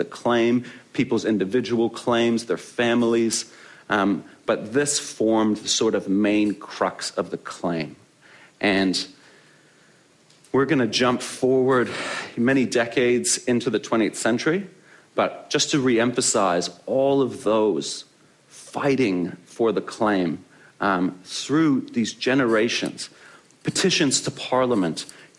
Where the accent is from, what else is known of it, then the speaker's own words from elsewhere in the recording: Canada; moved away as an adult; also born or lived in Hungary; now in Christchurch, New Zealand; I am originally born in Hungary, but I grew up in Canada. That's where I get this funny accent